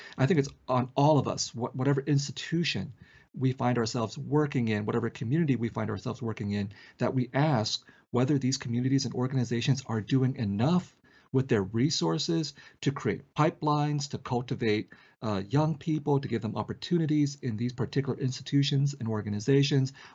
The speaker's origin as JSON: {"language": "English", "town": "San Jose", "region": "California", "country": "United States", "tie": "born or raised there", "also_born_or_lived": "Vietnam"}